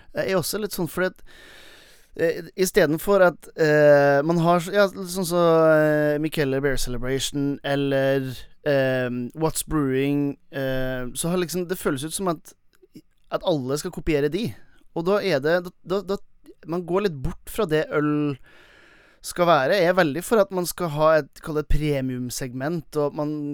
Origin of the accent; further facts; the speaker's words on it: Velfjord, Nordland, Norway; i Velfjorden, der jeg kommer fra